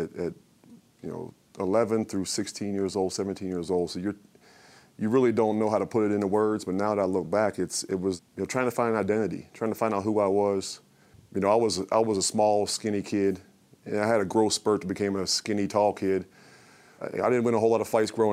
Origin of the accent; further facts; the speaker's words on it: Pittsburgh, Pennsylvania, United States; I grew up in Pittsburgh